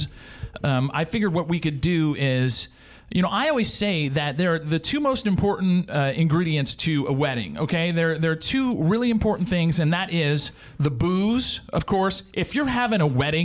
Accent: Louisiana, United States; I'm from Louisiana

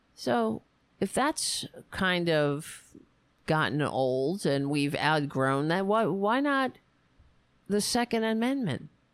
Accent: New York City, New York, United States; moved away; I was raised on Staten Island

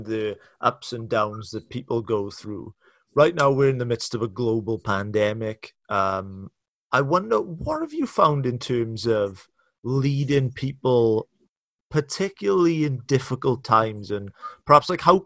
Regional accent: Wales, United Kingdom; I'm from the UK, and I'm from Wales.

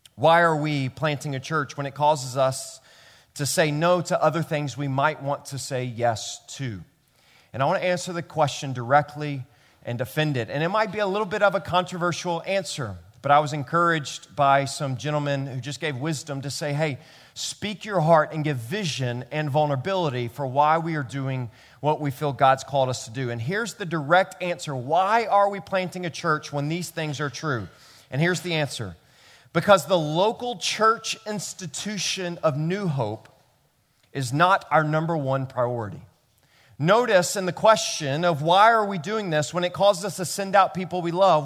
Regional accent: Memphis, Tennessee, United States; now in New York City, United States; I grew up in Memphis, Tennessee

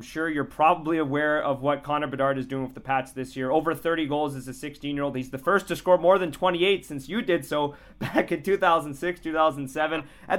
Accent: Ottawa, Ontario, Canada; I'm from Ottawa.

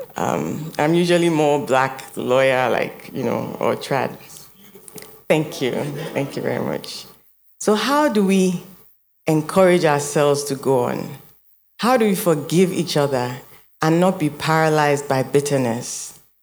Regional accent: Nigeria

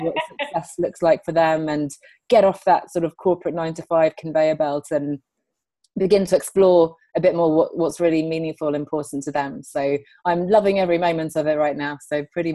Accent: England, United Kingdom; also born or lived in Sweden; I'm calling in from London, but I'm actually Swedish. My parents are Swedish. I grew up here in England, as you can tell by my accent.

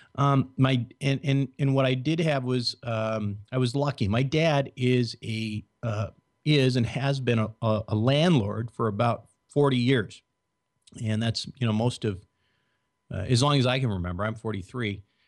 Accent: Minnesota, United States; I was born and raised in Minnesota.

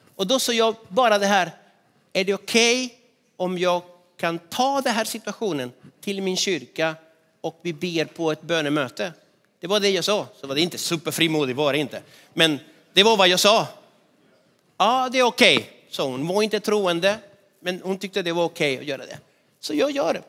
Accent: Argentina; moved away as an adult; now in Sweden; min hemstad i Argentina

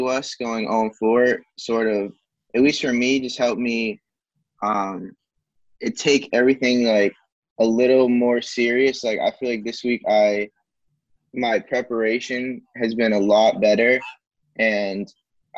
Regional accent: Massachusetts, United States; I'm from Massachusetts

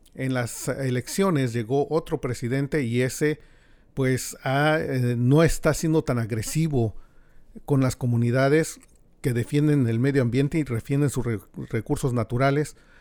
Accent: Mexico; now in United States; los que venimos de México

